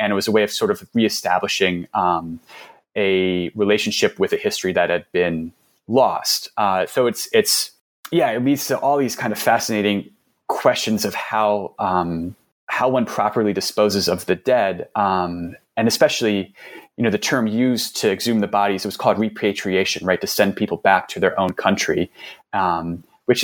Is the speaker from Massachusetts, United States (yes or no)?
no; New York City, New York, United States; So I'm from New York City, and it's this always sort of the turnover of businesses in New York City was always something I kind of like grumbled about when I was younger